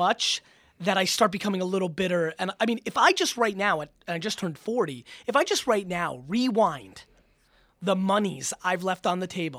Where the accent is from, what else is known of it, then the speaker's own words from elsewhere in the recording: Russia; born there; moved away; I was born in Russia. I'm Jewish. That's how we got out of Soviet Russia.